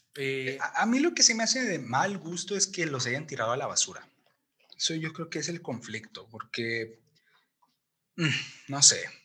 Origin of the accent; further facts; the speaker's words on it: Mexico; yo como mexicano